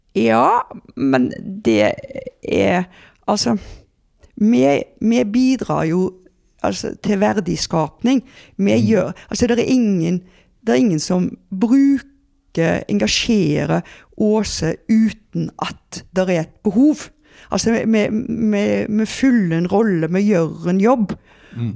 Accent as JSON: {"language": "Norwegian", "town": "Haugesund", "region": "Rogaland", "country": "Norway", "said": "jeg er jo fra Haugesund"}